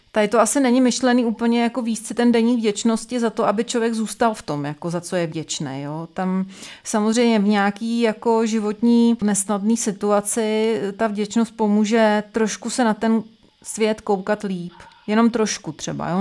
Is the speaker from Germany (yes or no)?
no; Czechia; u nás v Čechách